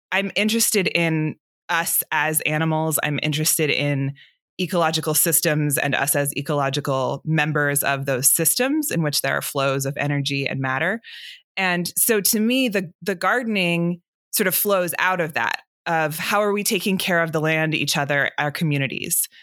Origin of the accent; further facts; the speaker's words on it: Atlanta, Georgia, United States; I grew up here in Atlanta where I'm sitting right now